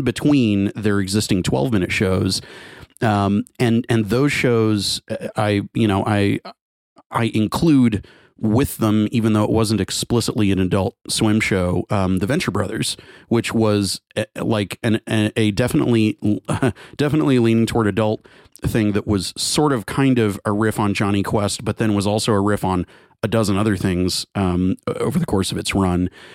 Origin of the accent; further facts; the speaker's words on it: Garland, Texas, United States; the name of the town is a, is a, is a melding of Garland, where I'm from